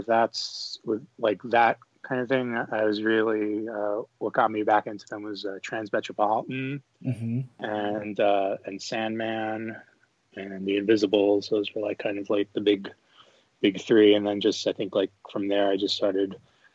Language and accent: English; New York, United States; I'm from New York